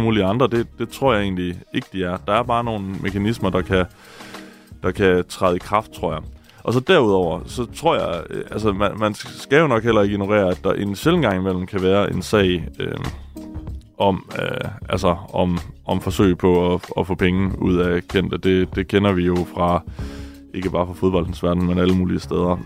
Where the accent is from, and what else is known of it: Denmark